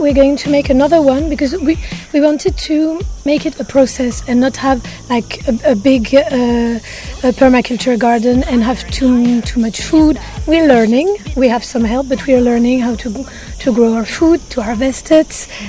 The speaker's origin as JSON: {"language": "English", "town": "Paris", "region": "Île-de-France", "country": "France", "lives_now": "Ibiza, Spain", "said": "there's a feeling of being safe in Ibiza that I really don't feel in Paris. We're both from Paris."}